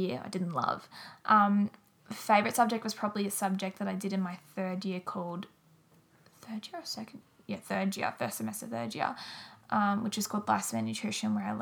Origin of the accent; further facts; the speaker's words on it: Wangaratta, Victoria, Australia; also born or lived in Melbourne; my hometown, Wangaratta.